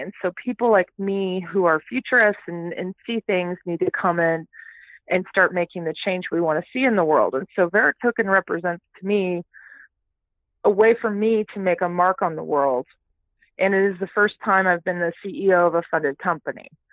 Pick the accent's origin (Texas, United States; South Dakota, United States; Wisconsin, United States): Texas, United States; Houston; also born or lived in Toronto, Canada / Calgary, Canada; I am a Canadian born, okay. but I grew up in the great state of Texas.